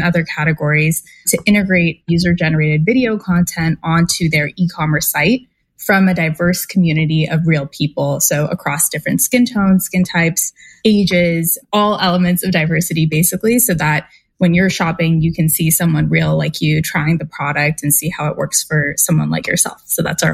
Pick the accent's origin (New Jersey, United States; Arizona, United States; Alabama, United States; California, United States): California, United States; San Francisco Bay Area; I grew up in the San Francisco Bay Area, so in the heart of Silicon Valley